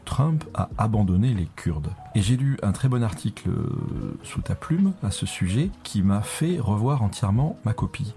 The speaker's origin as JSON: {"language": "French", "country": "France", "said": "quand on est français"}